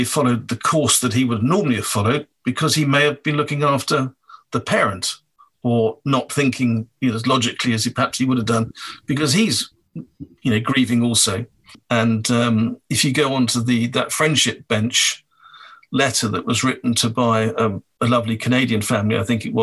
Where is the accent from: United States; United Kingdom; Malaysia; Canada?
United Kingdom; Wales; I'm from Wales